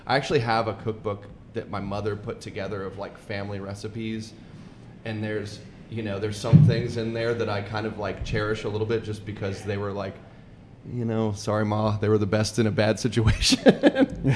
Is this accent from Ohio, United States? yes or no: no; suburbs of Atlanta, Georgia, United States; also born or lived in California; I moved to the suburbs of Atlanta in 88 when I was 8. And I grew up there